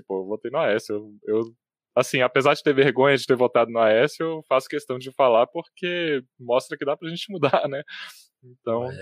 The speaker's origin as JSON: {"language": "Portuguese", "town": "Brasília", "region": "Federal District", "country": "Brazil", "tie": "born or raised there", "said": "Eu, eu, nasci em Brasília, apesar de ter morado sempre na cidade de satélites aqui, em Sobradinho 2 e, e na Granja do Torto também"}